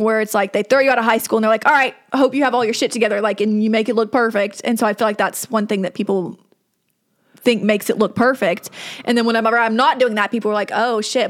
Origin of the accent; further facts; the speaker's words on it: the South, United States; growing up in the South